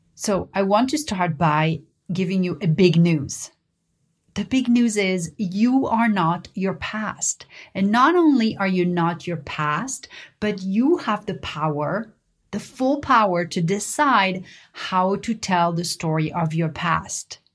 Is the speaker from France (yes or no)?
yes; Paris, Île-de-France, France; I learned growing up in Paris